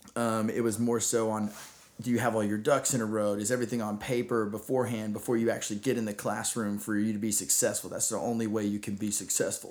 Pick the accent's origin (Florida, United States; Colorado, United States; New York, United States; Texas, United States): Texas, United States; Rockwall; I grew up in Rockwall, Texas